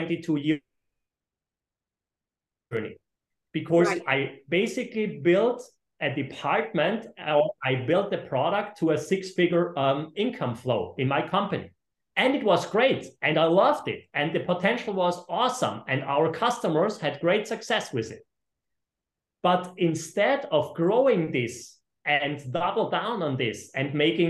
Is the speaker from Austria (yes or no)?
yes; Austria; I am originally from Austria, and I have two companies in Austria and two companies in Florida around Miami